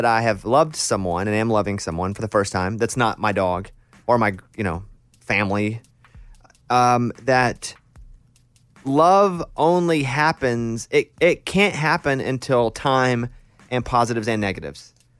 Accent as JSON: {"language": "English", "region": "Arkansas", "country": "United States", "tie": "born or raised there", "said": "I mean, I grew up in Arkansas. She grew up in Oklahoma."}